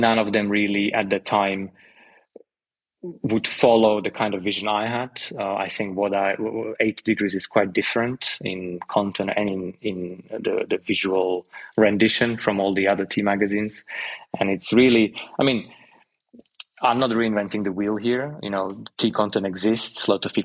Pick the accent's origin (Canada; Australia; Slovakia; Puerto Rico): Slovakia; moved away as an adult; also born or lived in London, United Kingdom; now in Portugal; I'm originally from Slovakia. I lived in London for about 12 years